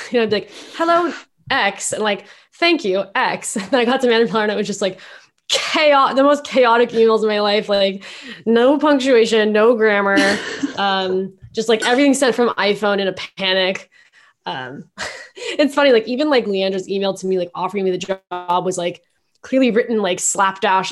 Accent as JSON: {"language": "English", "town": "Mountain View", "region": "California", "country": "United States", "tie": "born or raised there", "also_born_or_lived": "San Francisco", "moved": "as an adult", "lives_now": "New York, United States", "said": "I grew up in Mountain View"}